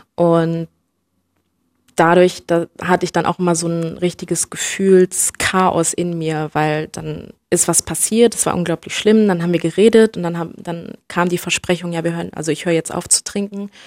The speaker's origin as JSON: {"language": "German", "country": "Germany", "tie": "born or raised there", "said": "ich bin in, in Deutschland äh, geboren und aufgewachsen"}